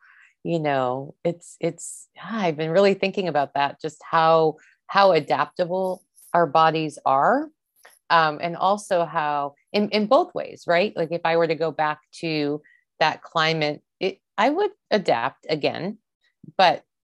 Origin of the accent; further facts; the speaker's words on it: East Coast, United States; growing up on the East Coast of the US, I didn't really have an awareness.